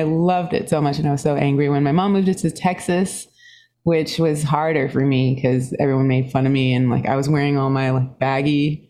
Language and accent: English; Singapore; born there; Yeah, I was born in Singapore. My dad was British and my mom is Swedish.